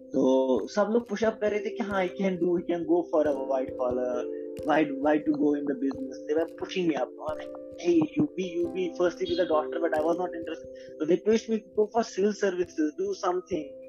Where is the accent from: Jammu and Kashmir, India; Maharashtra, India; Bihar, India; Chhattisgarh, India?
Jammu and Kashmir, India; Anantnag; moved away as an adult; also born or lived in Delhi / Mexico; now in Bangalore, India; मैं बेसिकली अनंतनाग से हूँ अनंतनाग कश्मीर